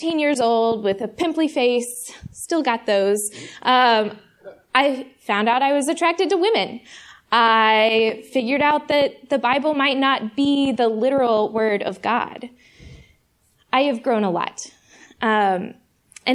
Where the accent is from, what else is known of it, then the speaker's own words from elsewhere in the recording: Fort Worth, Texas, United States; moved away as an adult; now in Chicago, United States; I grew up in Fort Worth, Texas, and I moved to Chicago to go to seminary here about 2 years ago.